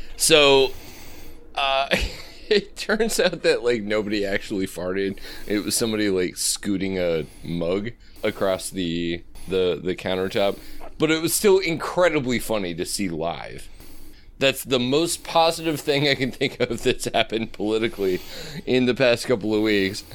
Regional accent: Omaha, Nebraska, United States; also born or lived in Colorado / Chicago; I grew up in Omaha

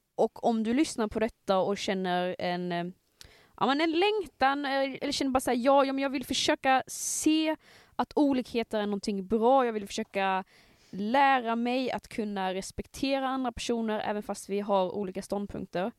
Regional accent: Skåne, Sweden; accent: Scanian; min skånska

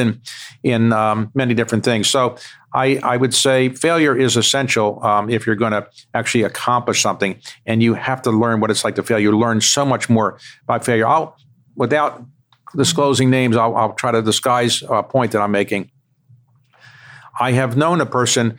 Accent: United States; when I was growing up in the United States

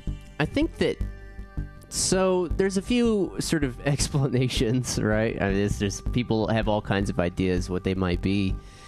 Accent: New Mexico, United States; So I'm from New Mexico, and we always grew up hearing about them.

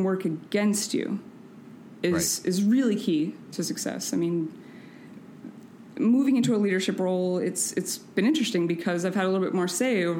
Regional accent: San Francisco, California, United States; I'm from San Francisco

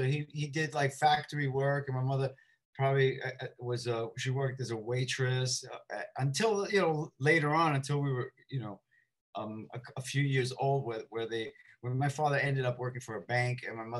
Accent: New York City, New York, United States; also born or lived in Brooklyn, New York; I'm originally from the Lower East Side of Manhattan, which is the LES, I mean, it's like the downtown version of Spanish Harlem, I guess. Not anymore, but when I grew up there, it was. I grew up there during the 60s and 70s.

